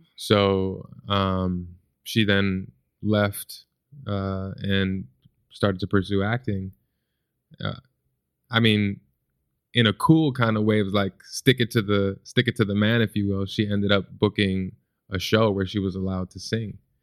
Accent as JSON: {"language": "English", "town": "Chicago", "region": "Illinois", "country": "United States", "tie": "born or raised there", "said": "growing up in Chicago"}